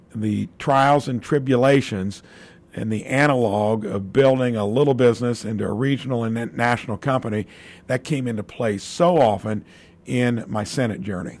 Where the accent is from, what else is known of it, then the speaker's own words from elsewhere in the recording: Jasper, Indiana, United States; building a real, real little business in my hometown